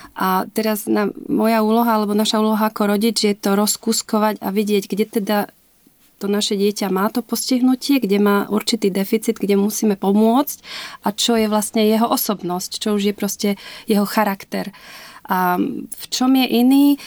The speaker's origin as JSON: {"language": "Slovak", "area": "Liptov", "region": "Žilina Region", "country": "Slovakia", "tie": "born or raised there", "moved": "as an adult", "lives_now": "Berlin, Germany", "said": "narodila som sa na Liptove, Eh, v 70. rokoch a žila som tam v podstate až do maturity, čiže vyrastala som na Slovensku, som liptáčka srdcom a dušou."}